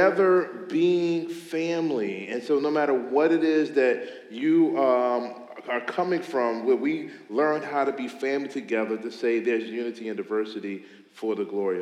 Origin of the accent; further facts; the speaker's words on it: Meadowbrook area, Virginia, United States; I grew up in the Meadowbrook area, so I'm really familiar with, I graduated from Meadowbrook in 1999.